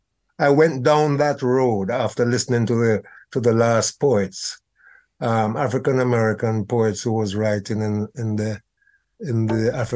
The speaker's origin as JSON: {"language": "English", "region": "England", "country": "United Kingdom", "tie": "born or raised there", "said": "felt this need to articulate the experiences of my generation growing up in England in a racially hostile environment."}